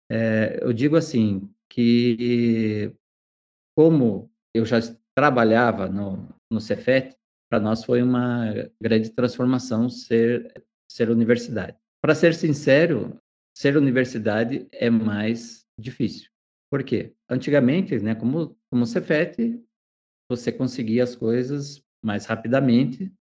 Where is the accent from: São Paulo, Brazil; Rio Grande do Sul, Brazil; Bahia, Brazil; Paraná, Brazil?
Paraná, Brazil; Jaguariaíva; also born or lived in Medianeira; now in Ponta Grossa, Brazil; eu sou natural da cidade de Jaguareíva